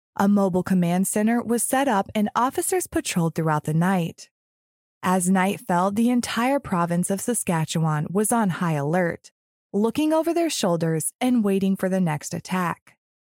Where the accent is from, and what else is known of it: Florida, United States; born or raised there; moved away